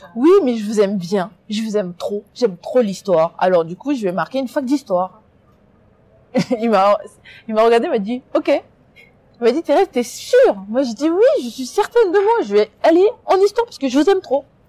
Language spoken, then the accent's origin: French; France; also born or lived in Congo; j'ai vécu là-bas jusqu'à 7 ans, mais j'ai passé toute ma scolarité ici, toute ma vie elle est ici